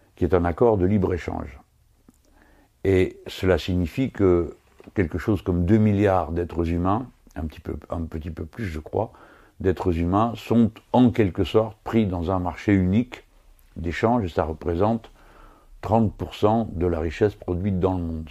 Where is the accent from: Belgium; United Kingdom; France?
France; nous autres Français